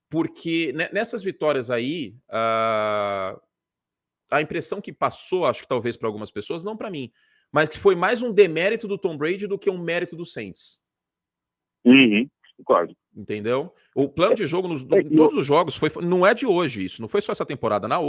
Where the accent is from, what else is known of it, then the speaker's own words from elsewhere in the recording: São Paulo, Brazil; Sou de São Paulo.